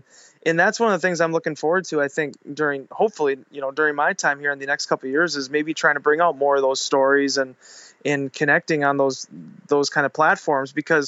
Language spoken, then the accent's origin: English; Green Bay, Wisconsin, United States; we're from Green Bay, we know football.